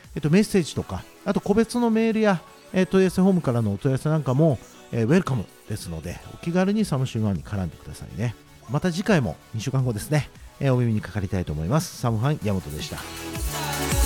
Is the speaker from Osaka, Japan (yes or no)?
yes; Osaka, Japan; 関東とか来るとやっぱ大阪人って一括りにされる